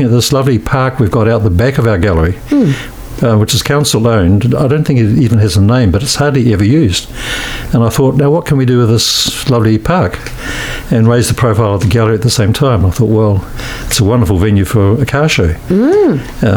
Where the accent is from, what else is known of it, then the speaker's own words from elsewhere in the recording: Christchurch, Canterbury, New Zealand; also born or lived in Auckland / Oxford, New Zealand; I was born here in Christchurch in 1945, and spent most of my life here